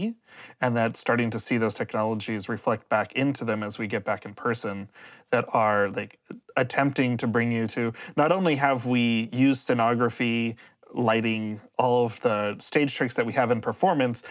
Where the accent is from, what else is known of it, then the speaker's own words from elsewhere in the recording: Los Angeles, California, United States; I grew up in Los Angeles during the time of Tamara, the play